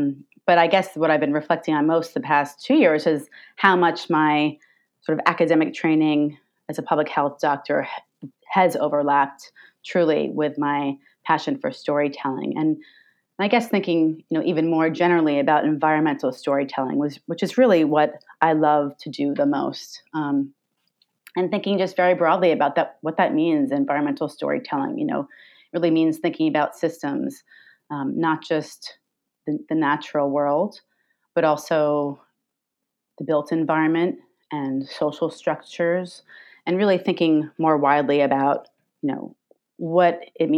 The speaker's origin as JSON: {"language": "English", "region": "New York", "country": "United States", "tie": "born or raised there", "said": "I grew up here in Long Island"}